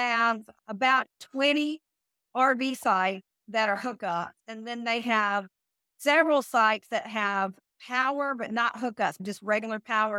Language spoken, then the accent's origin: English; the South, United States; growing up in the South, I've seen a cow, I've seen a goat, I've seen pigs